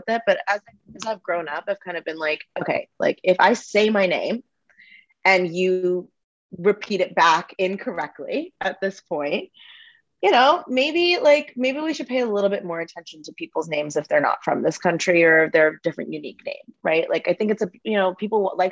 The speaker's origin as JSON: {"language": "English", "region": "California", "country": "United States", "tie": "born or raised there", "also_born_or_lived": "India", "said": "I came here when I was about a year old."}